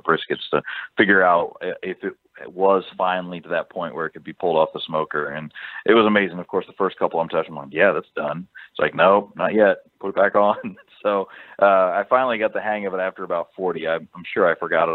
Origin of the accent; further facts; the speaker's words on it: Ohio, United States; now in Texas, United States; I'm from Ohio too